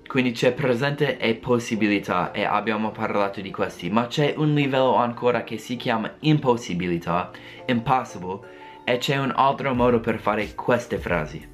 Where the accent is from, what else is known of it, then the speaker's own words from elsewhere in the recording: United States; Italian is a second language; io non sono italiano, sono americano